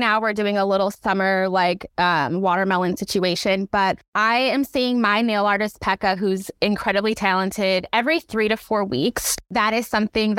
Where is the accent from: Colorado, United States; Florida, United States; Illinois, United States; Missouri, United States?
Illinois, United States; Chicago; moved away as an adult; now in Seattle, United States; I am from Chicago. Always got to rep that. I live in Seattle